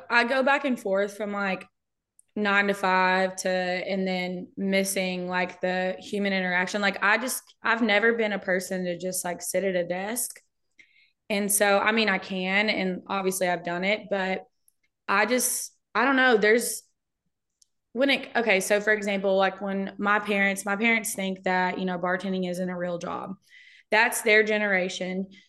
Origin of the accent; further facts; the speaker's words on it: Brownsboro, Texas, United States; moved away; my hometown is. It's Brownsboro. It's a suburb of Tyler